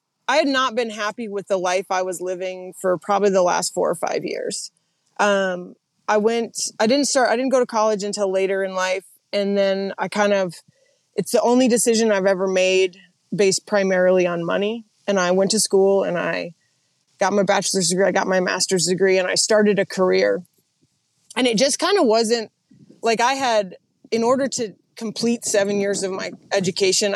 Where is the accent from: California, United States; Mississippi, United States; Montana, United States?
Montana, United States; Missoula; moved away as an adult; also born or lived in Oregon / Idaho; I grew up in Montana mostly. So just outside of Missoula, in a little place called the Upper 9 Mile Valley.